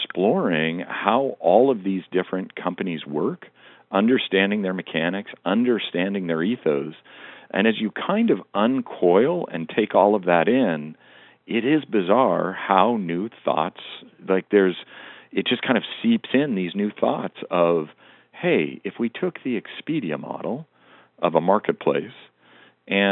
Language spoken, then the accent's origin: English; Western Montana, United States; I grew up in Western Montana